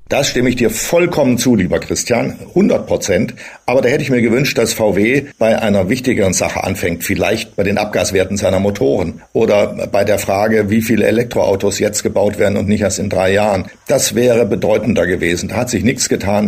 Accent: Thuringia, Germany; moved away; Ich bin ja in Thüringen geboren

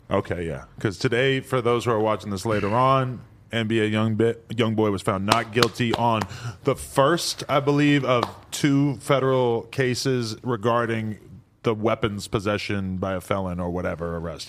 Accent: New England, United States; if you're from New England, like me

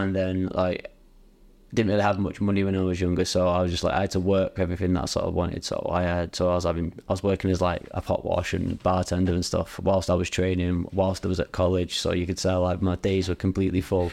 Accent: Bury, North West England, United Kingdom; I'm from Bury

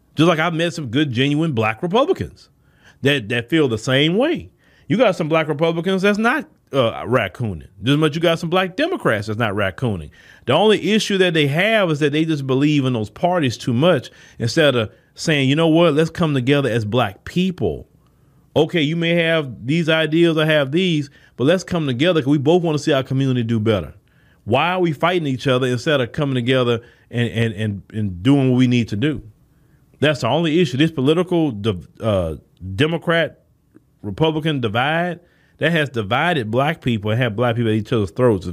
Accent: United States; we were born here.

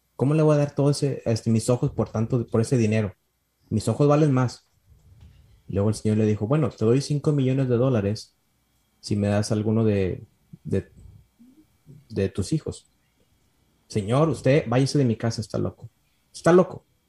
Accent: Mexico; moved away as an adult; now in Michigan, United States; somos mexicanos y trabajamos con gente hispana

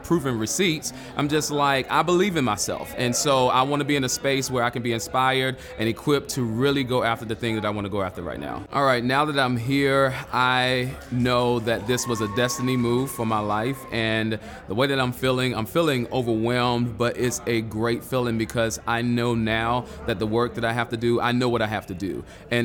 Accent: Charlotte, North Carolina, United States; I am from Charlotte, North Carolina, the QC

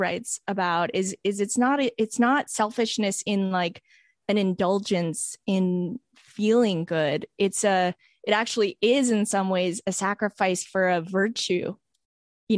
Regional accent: Canada; accent: Canadian; I grew up in Canada

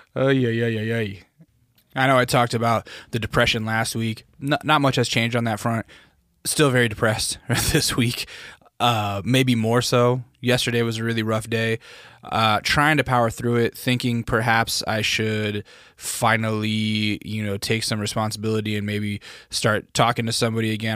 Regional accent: Alaska, United States; growing up in Alaska, we had BB gun fights

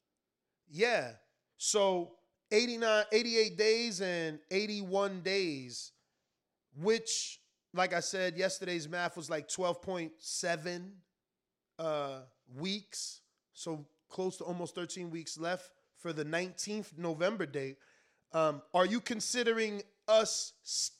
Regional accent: the East, East Coast, United States; I'm from the East

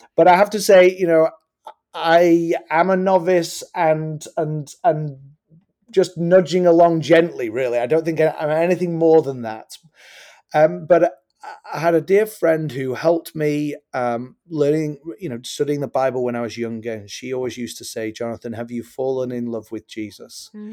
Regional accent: England, United Kingdom; now in United States; I am originally from England, so I acknowledge I have an accent.

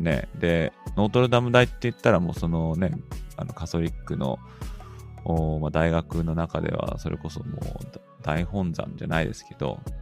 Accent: Kanto, Japan; 日本の出身は関東なんですけどね

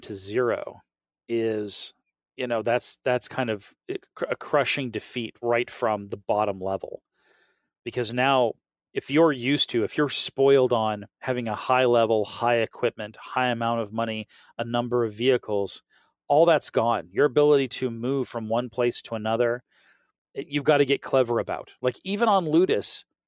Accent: the South, United States; I'm from the South and the South pronounces things badly

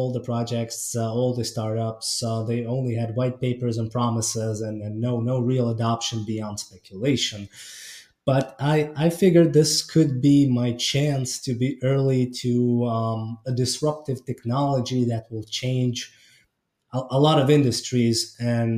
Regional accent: Estonia; I was born and raised in Estonia, so northern Eastern Europe.

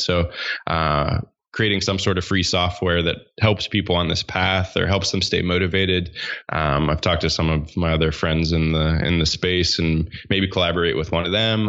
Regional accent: Pittsburgh, Pennsylvania, United States; I grew up in Pittsburgh, Pennsylvania

